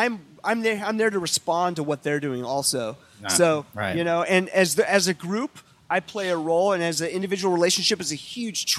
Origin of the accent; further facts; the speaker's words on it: Eugene, Oregon, United States; I grew up in Eugene, Oregon